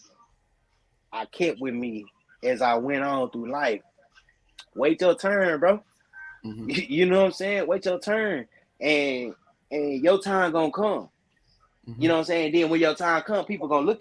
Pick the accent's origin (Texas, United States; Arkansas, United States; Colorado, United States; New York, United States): Texas, United States; Dallas; I'm a Texan. You know what I mean? I'm a Dallas Texan